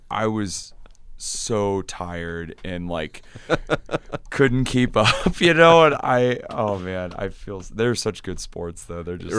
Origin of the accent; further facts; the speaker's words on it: Grand Island, Nebraska, United States; So I grew up in Grand Island, Nebraska, and there wasn't a music store there.